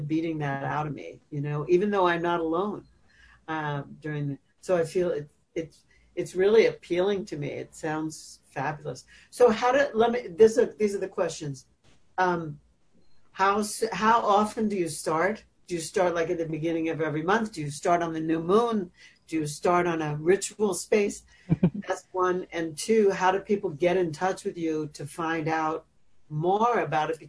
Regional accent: United States; growing up as American

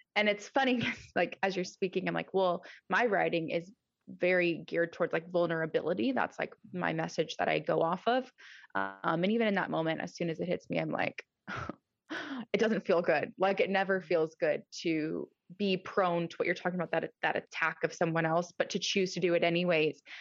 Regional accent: Nebraska, United States; also born or lived in California; now in Georgia, United States; I am originally from Nebraska, um, good old Midwest

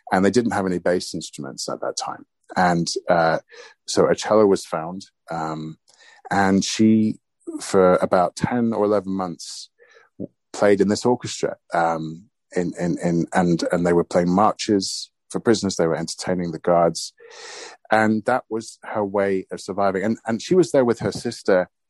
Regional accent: United Kingdom; And that's the reason I'm British is because they were refugees.

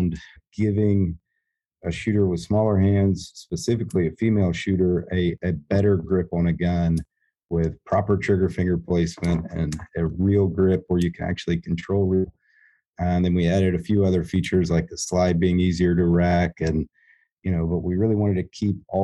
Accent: North Georgia, United States; also born or lived in Washington, D.C.; now in Fort Smith, United States; I grew up in North Georgia

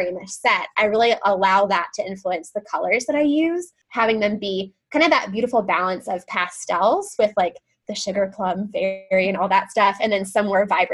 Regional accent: the South, North Carolina, United States; also born or lived in Nashville, Tennessee; now in Knoxville, United States; my life growing up in the South

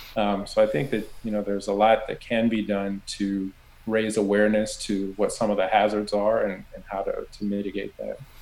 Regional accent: Southern California, United States; I grew up in Southern California

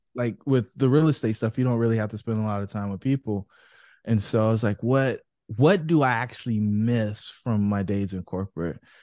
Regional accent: Fayetteville, North Carolina, United States; I grew up in Fayetteville, North Carolina, where I did a bunch of stuff

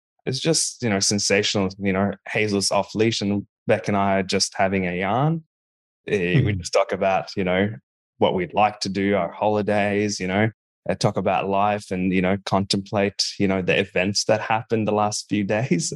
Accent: Bahrain; now in Australia; growing up in Bahrain.

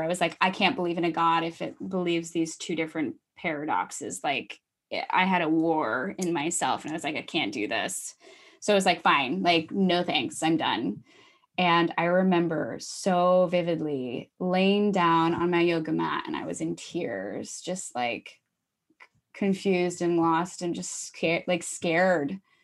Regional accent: Iowa, United States; moved away as an adult; also born or lived in Minneapolis; I grew up in Iowa, and I went to Minneapolis

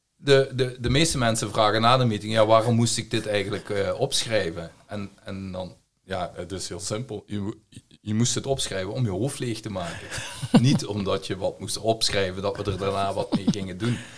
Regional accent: Belgium; accent: Belgian; heb ik een Belgische tongval. Dus ik kom uit België.

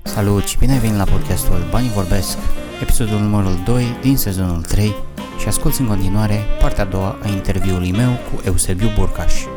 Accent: Romania; noi suntem ca români

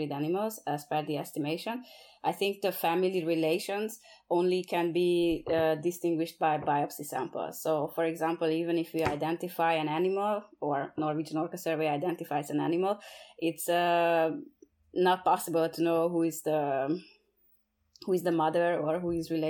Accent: Hungary; also born or lived in British Columbia, Canada; now in Norway; I'm originally from Hungary, which is a landlocked

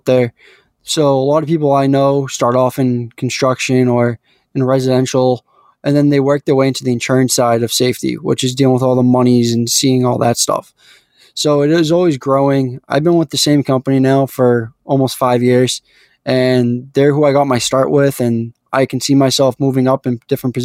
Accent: Raynham, Massachusetts, United States; I am from Rainham, Massachusetts, just about 30 minutes south of Boston

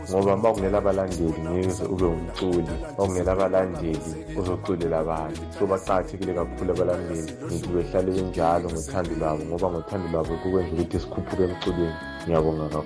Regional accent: Silobela, Midlands, Zimbabwe; now in Botswana; ngidabuka eSlovenia

